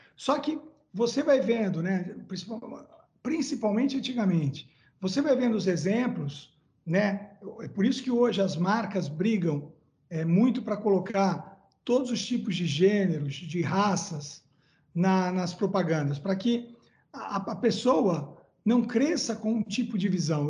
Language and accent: Portuguese; Santos, São Paulo, Brazil; eu nasci em Santos, numa família de classe média baixa